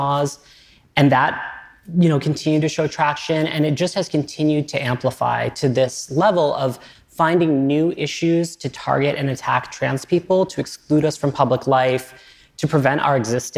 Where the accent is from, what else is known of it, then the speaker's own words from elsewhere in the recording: Southern Maine, United States; I grew up in Southern Maine in a pretty rural community